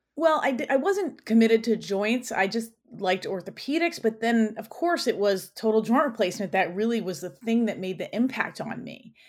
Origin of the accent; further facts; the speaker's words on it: New York City, New York, United States; I grew up in New York, so I'm a native New Yorker. I was born in Queens at a county hospital